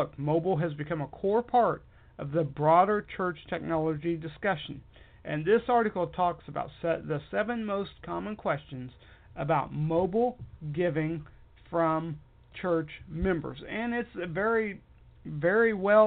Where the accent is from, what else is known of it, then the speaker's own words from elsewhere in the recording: United States; I am an American and proud of it